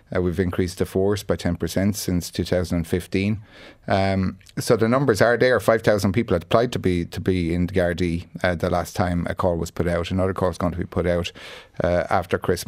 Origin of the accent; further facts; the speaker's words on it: Tipperary, Munster, Ireland; I'm from Tipperary.